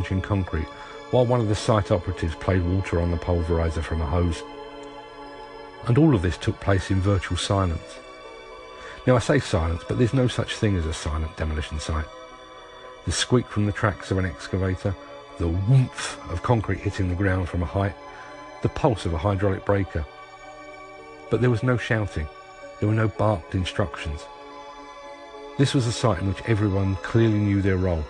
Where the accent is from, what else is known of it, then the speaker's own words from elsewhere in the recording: London, United Kingdom; As a Londoner, pie and mash is to me what paella is to a Spaniard, what spaghetti is to an Italian, what haggis is to a Scot. Sure, it's a food, but it's also my birthright